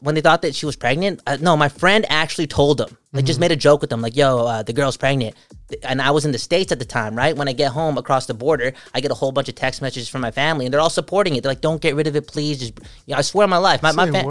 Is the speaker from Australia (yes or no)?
no; Fiji; I'm a Hindu. I'm a Findu. A Findu. You know what a Findu